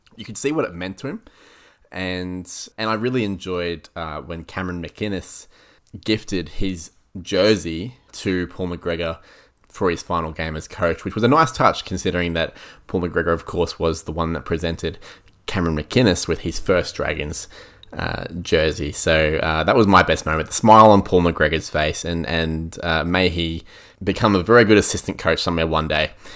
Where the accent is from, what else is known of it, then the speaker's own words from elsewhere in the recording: Queensland, Australia; as a Queenslander